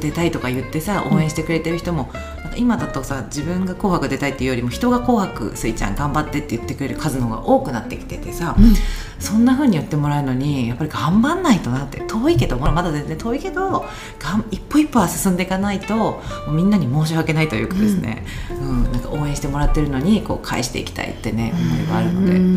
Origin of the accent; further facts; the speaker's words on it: Tokyo, Japan; 私本当東京出身だからもうそういう帰る場所みたいなのがないんだよね